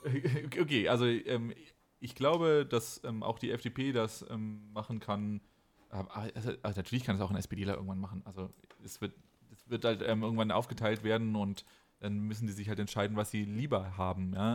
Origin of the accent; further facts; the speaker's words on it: Baden-Württemberg, Germany; now in Rhineland-Palatinate, Germany; ich bin ja schon gebürtiger Baden-Württemberger, aber ich wohne jetzt in Rheinland-Pfalz